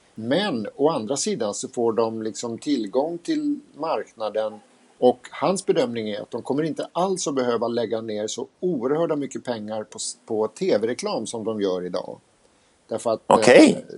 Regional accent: Sweden; vi var från Sverige

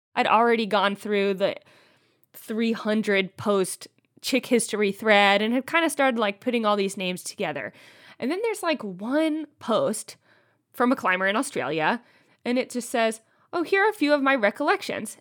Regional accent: East Coast, United States; moved away; I'm from the East Coast

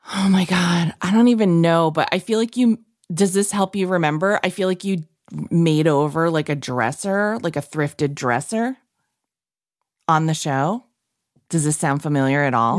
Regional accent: New England, United States; I'm from New England

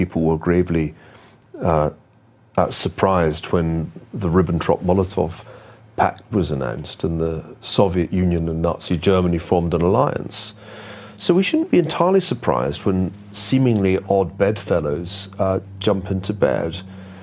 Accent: Glasgow, Scotland, United Kingdom; I grew up in Glasgow in the west of Scotland.

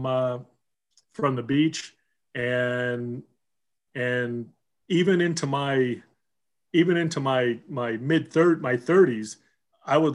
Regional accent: Southern California, United States; also born or lived in Seattle; we moved from Seattle to Southern California

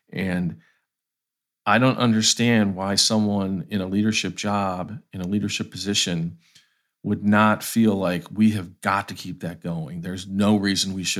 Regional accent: Ohio, United States; moved away as an adult; now in Atlanta, United States; I'm from Ohio, so I have, I grew up in the Rust Belt time in that state.

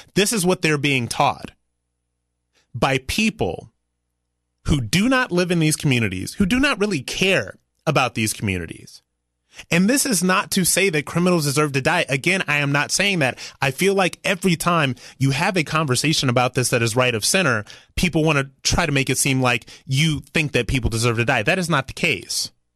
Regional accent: Ohio, United States

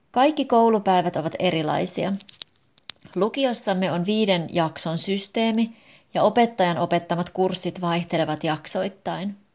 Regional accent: United States; Finnish is a second language; moved away as an adult; now in Jyväskylä, Finland; Minä olen kotoisin Yhdysvalloista, mutta olen asunut Jyväskylässä jo noin seitsemän vuotta.

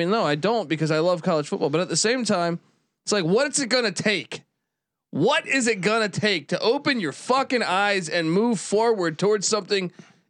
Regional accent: East Coast, United States; As a kid growing up in the East Coast, I know 100%.

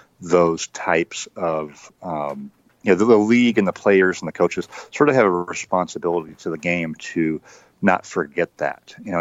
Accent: California, United States; So I grew up in Northern California, but I was working, my first job in journalism was working for the newspaper in Spokane, Washington.

